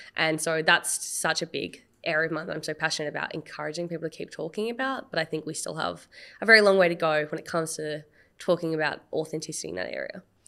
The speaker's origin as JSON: {"language": "English", "country": "Australia", "said": "I am very proud of my identity of being Asian Australian and my heritage and being first generation of my family"}